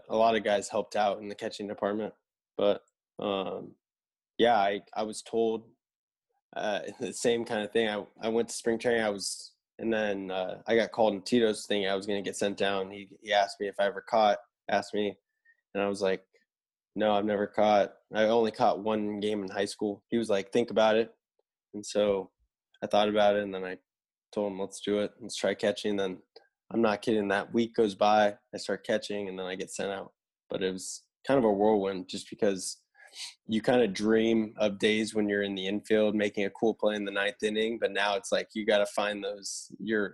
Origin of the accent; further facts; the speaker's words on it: Vista, California, United States; I grew up in Vista, California. It's about 45 minutes north of downtown San Diego